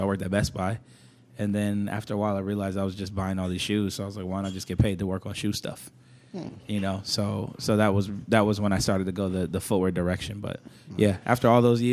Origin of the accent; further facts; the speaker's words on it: Hillsboro, Oregon, United States; I grew up in Hillsboro. Mm-hmm. Growing up in Hillsboro, it's not a lot of people who look like me.